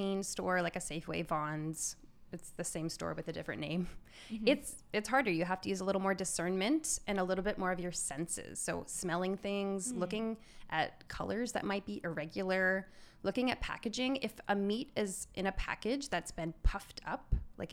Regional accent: Maryland, United States; now in Glendora, United States; I grew up in Maryland

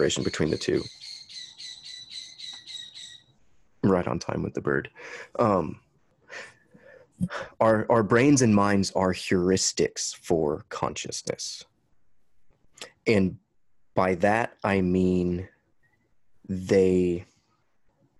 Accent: Huntsville, Alabama, United States; the house we grew up in Huntsville, Alabama

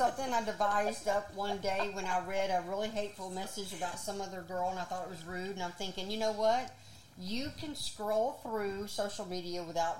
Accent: the South, United States; I'm from the South.

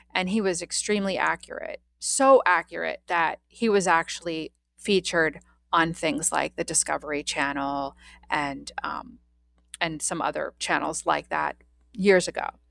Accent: Washington, District of Columbia, United States; I was born in Washington, D C in nineteen seventy-one, and I grew up

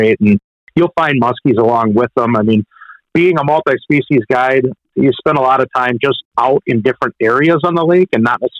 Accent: Pewaukee, Wisconsin, United States; I grew up on Pewaukee Lake

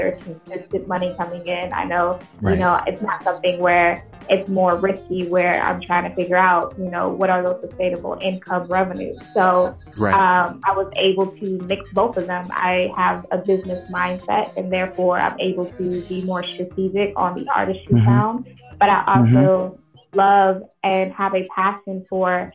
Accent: Milwaukee, Wisconsin, United States; moved away as an adult; also born or lived in Syracuse, New York; I am originally from Milwaukee, Wisconsin. I'm a Midwestern baby.

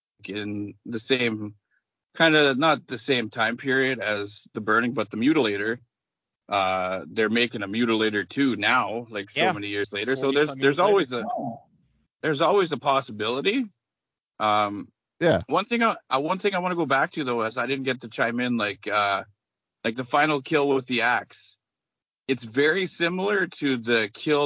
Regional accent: Canada; As a Canadian

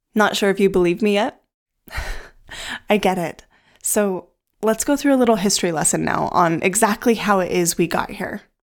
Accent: United States; the U S, where I'm from

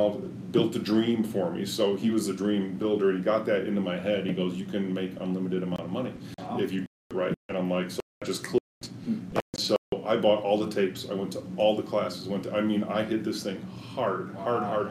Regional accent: Chicago, Illinois, United States; moved away as an adult; now in Colorado Springs, United States; born and raised in Chicago, Illinois

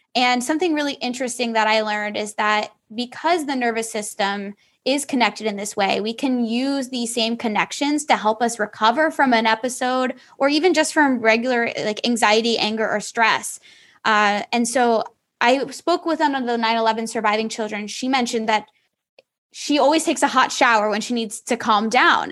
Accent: Allentown, Pennsylvania, United States; moved away as an adult; my hometown of Allentown, Pennsylvania

